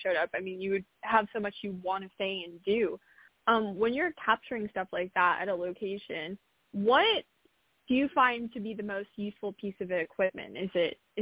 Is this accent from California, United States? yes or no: yes; California, United States; I'm from California